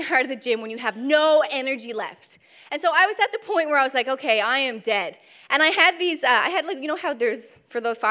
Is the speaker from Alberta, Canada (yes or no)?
no; Newfoundland and Labrador, Canada; I'm from Newfoundland